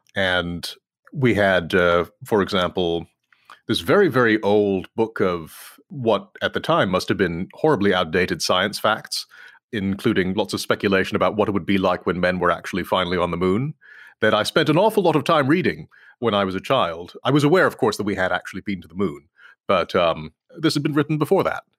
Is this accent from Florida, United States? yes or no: no; Claremont, California, United States; moved away as an adult; also born or lived in Texas / New York; now in Washington, D.C., United States; we moved to California, and I grew up mostly in California